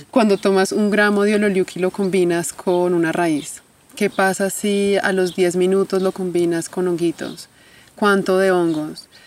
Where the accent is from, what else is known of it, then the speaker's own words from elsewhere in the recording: Bogotá, Colombia; born there; Yo nací en Colombia ya hace 35 años. Nací en Colombia.